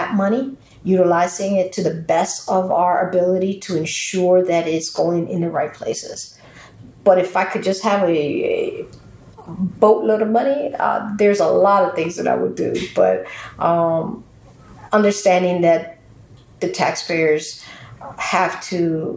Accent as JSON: {"language": "English", "town": "Camden", "region": "New Jersey", "country": "United States", "tie": "born or raised there", "said": "I'm from Camden. I grew up here in the city. I went to school here in the city"}